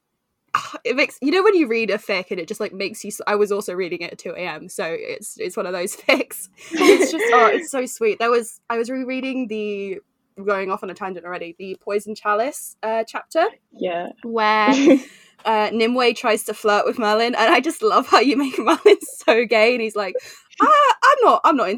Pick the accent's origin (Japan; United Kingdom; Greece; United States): United Kingdom; England; I grew up in England